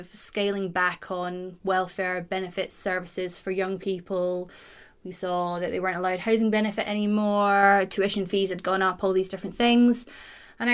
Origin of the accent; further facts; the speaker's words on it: Glasgow, Scotland, United Kingdom; I come from Glasgow